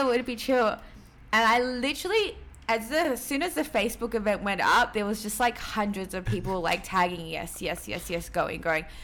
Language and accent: English; Peru; obviously I'm Latin American. I'm from Peru.